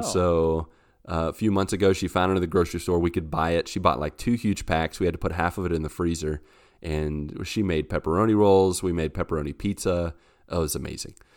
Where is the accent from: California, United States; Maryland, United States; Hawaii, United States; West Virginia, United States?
West Virginia, United States; Grafton; moved away as an adult; now in Brazil; I grew up with West Virginia ones